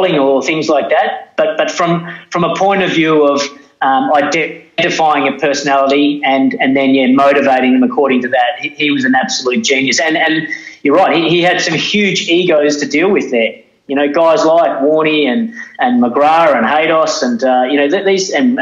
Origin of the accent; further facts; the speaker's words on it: Australia; as an Australian